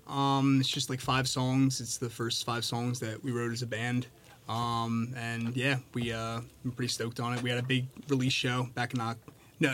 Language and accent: English; Robbinsville, New Jersey, United States; I'm from Robbinsville, New Jersey, or the Trenton area